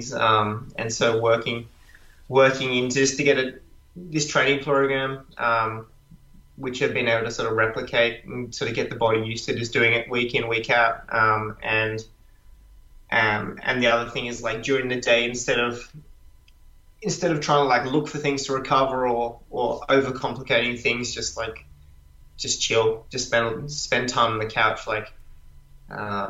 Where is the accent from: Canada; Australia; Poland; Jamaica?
Australia; as an Australian guy